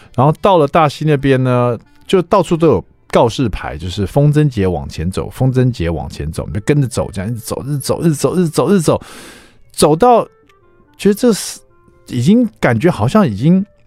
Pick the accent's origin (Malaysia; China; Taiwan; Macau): Taiwan; 我们台湾人做那种， 呃， 这种三层肉的卤肉